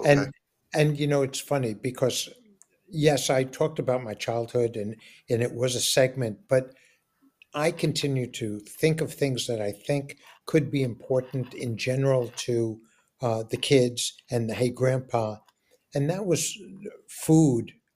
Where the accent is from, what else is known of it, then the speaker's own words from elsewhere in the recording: New York City, New York, United States; I'm growing up in New York and I'm growing up in Forest Hills, which is predominantly Jewish